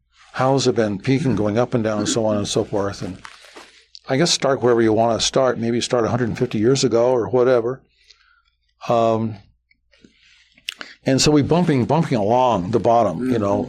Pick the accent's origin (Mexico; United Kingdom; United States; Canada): United States; Las Vegas, Nevada; I'm from Las Vegas